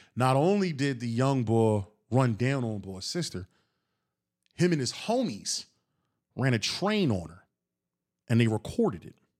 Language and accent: English; Philadelphia, Pennsylvania, United States; I'm from Philly